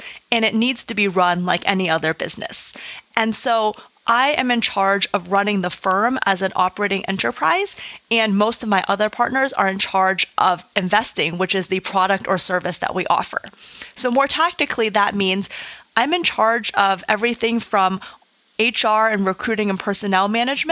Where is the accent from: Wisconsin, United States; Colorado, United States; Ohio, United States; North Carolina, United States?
Wisconsin, United States; Madison; I'm originally from Madison, Wisconsin, did a lot of speech and debate in high school